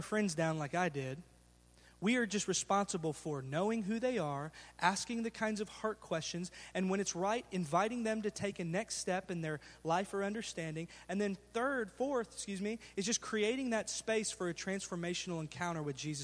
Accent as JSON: {"language": "English", "town": "Garland", "region": "Texas", "country": "United States", "tie": "born or raised there", "said": "I was raised in Garland and graduated from Garland High School"}